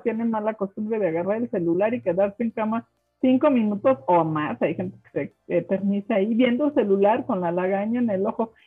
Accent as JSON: {"language": "Spanish", "country": "Mexico", "first_language": "German", "second_language": "Spanish", "said": "Como mexicano"}